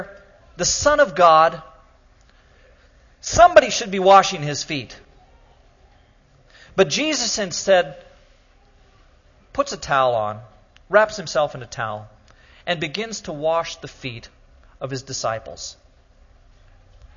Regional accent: Oregon, United States; I'm from Oregon

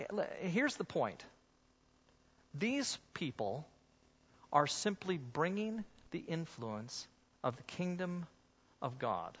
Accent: United States; I'm an American

